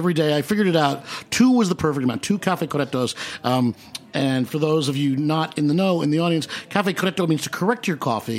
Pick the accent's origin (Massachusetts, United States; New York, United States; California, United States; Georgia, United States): New York, United States; New York.